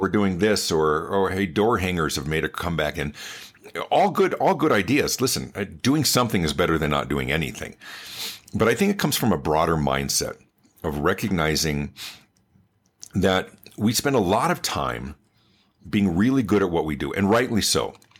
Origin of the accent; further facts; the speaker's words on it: Denver, Colorado, United States; also born or lived in Los Angeles, California; I was born in Los Angeles, but grew up in the Denver area